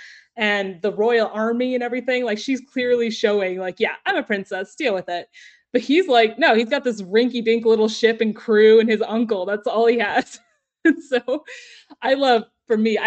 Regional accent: Texas, United States; I'm from Texas

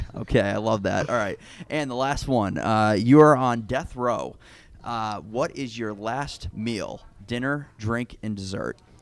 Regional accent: Northeast, United States; I am from the Northeast

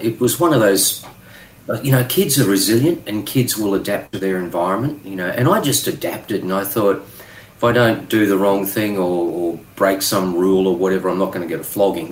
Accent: Tambo, Queensland, Australia; I grew up in the bush in Queensland

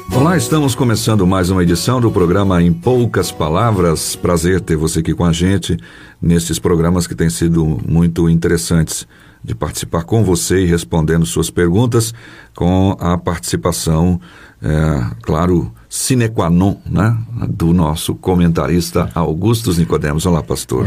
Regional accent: Pirapora, Minas Gerais, Brazil; nasci em Pirapora, só que em Minas Gerais.

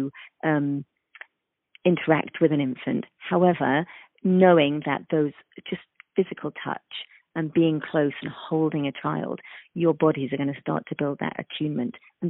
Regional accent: London, United Kingdom; moved away as an adult; also born or lived in east coast of the United States; now in United States; I am from London, England, and I have spent half of my career practicing in the UK

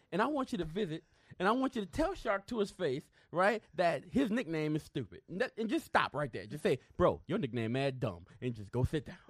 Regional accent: New Orleans, Louisiana, United States; I'm from New Orleans.

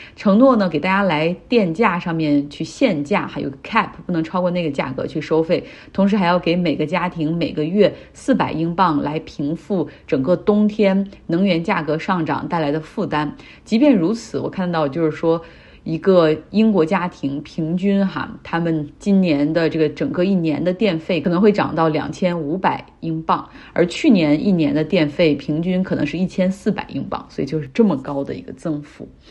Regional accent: Northeast China, China; now in United Kingdom; 像我们老家东北那边也挺冷的了

